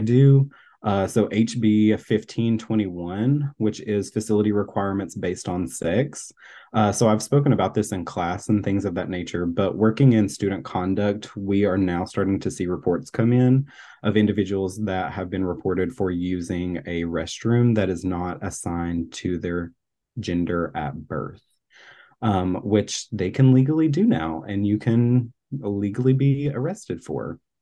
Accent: Tennessee, United States; now in Florida, United States; I'm originally from Tennessee

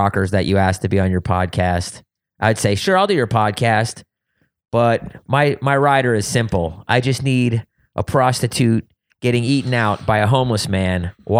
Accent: East Coast, United States; Yes, Tony Hawk was doing it in California, but I grew up on the East Coast.

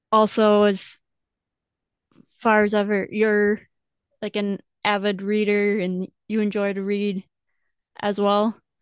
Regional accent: Wisconsin, United States; growing up in Wisconsin

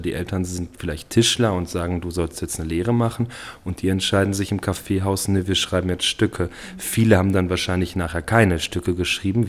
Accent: Germany; ich bin ja Deutscher

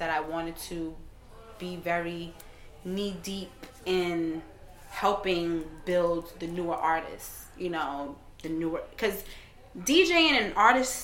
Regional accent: New York, United States; also born or lived in Brooklyn / Caribbean; I'm from New York

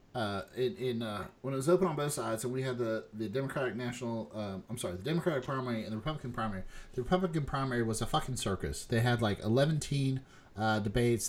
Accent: West Virginia, United States; Shay and I are from West Virginia.

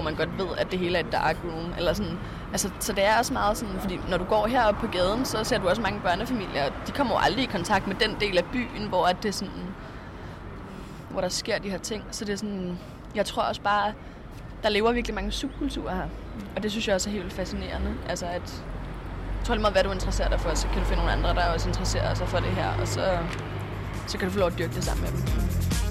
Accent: Frederiksberg, Capital Region of Denmark, Denmark; moved away as an adult; now in Berlin, Germany; jeg er 19 år gammel, og jeg kommer fra Frederiksberg

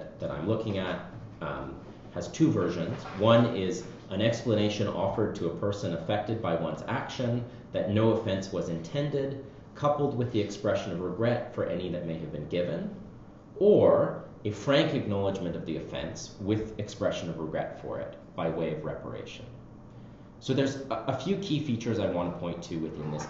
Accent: Canada; as a Canadian

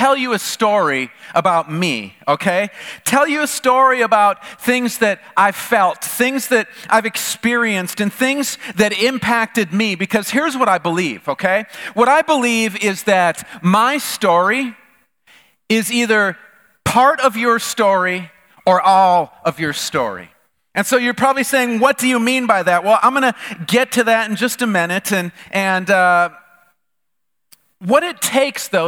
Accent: the North, United States; moved away as an adult; I grew up in the North

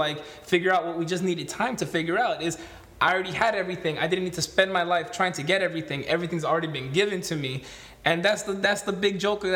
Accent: Los Angeles, California, United States; I grew up in Silver Lake

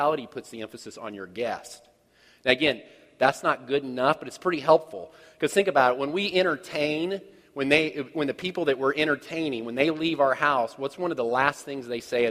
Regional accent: Kansas City, United States; I'm from Kansas City.

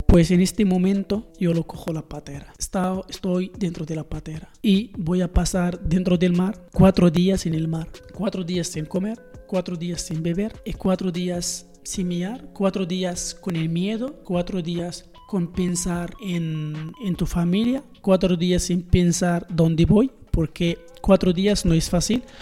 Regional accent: Morocco; Spanish is a second language; moved away as an adult; also born or lived in Marrakech; soy una joven marroquí de 21 años

